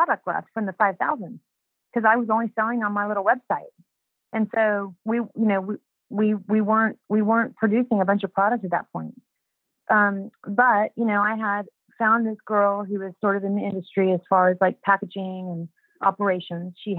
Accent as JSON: {"language": "English", "town": "Houston", "region": "Texas", "country": "United States", "said": "I was a housewife from Houston, Texas"}